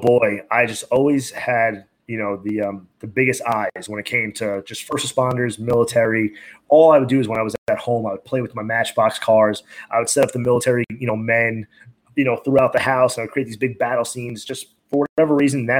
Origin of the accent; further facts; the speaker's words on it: Long Beach, New York, United States; born and raised in Long Beach, New York